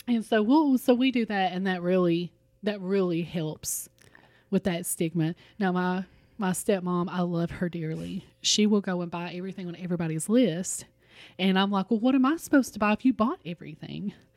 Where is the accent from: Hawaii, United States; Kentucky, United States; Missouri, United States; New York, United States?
Kentucky, United States; Richmond; my hometown of Richmond